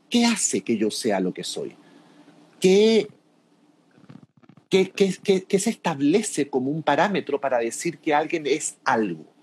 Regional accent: Chile; moved away; also born or lived in Mexico; Yo le digo, soy chileno. Oh, no habla como chileno. Porque claro, me di cuenta en ese momento que tenía como un tonito mexicano de tantos años de vivir en México.

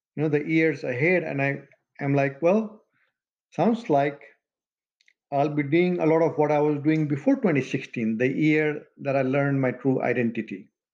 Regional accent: Madhesh Province, Nepal; also born or lived in Janakpur, Nepal; now in United States; We're both from Nepal. In fact, his hometown and my home village barely 10 miles apart. But now the, the town that, you know, we both call hometown is the same. Janakpur Dham in Nepal

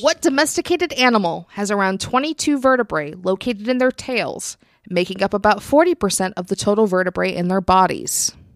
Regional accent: Virginia, United States; moved away; I'm, I'm from Virginia originally

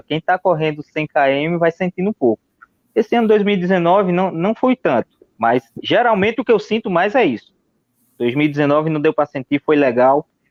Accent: Santa Cruz do Capibaribe, Pernambuco, Brazil; sou aqui de Santa Cruz de Caparibe

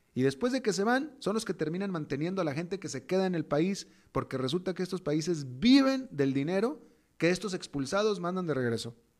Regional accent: Mexico; moved away as an adult; now in United States; soy latinoamericano y me defino como latinoamericano, nacido en México, pero definitivamente latinoamericano, viviendo más de dos décadas en Estados Unidos

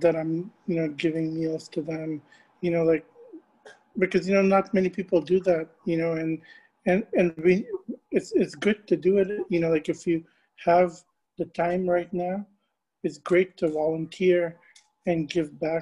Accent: Tampa, Florida, United States; I'm born and raised in Tampa Bay. I love my community, my hometown

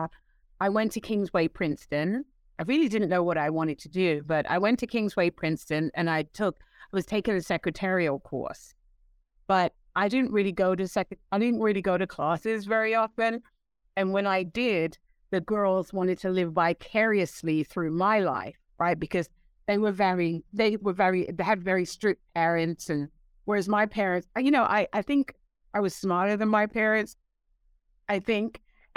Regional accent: London, United Kingdom; moved away; I'm born and raised in London, England, and I have two Caribbean parents

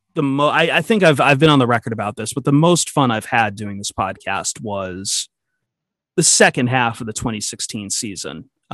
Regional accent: Midwest, United States; especially for me growing up in the Midwest, it was there. It was part of your blood.

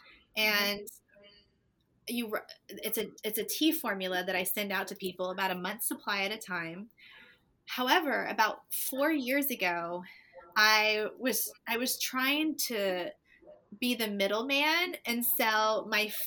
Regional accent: Destin, Florida, United States; moved away as an adult; also born or lived in Atlanta, Georgia; I'm from Destin, Florida

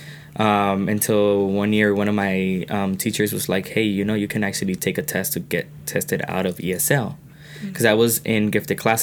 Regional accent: California, United States; first language Spanish; English is a second language; moved away as an adult; I had a residency in California, that I was from California prior to all this

